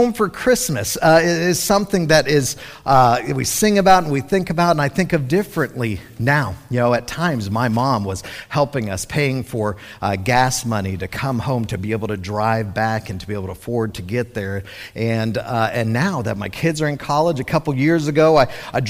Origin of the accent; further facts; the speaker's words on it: Colorado, United States; moved away as an adult; growing up in Colorado, I spent middle school and high school there.